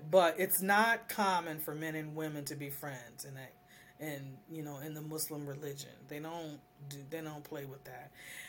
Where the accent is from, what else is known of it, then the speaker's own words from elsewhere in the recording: United States; And as I'm an American woman, I don't go by those standards.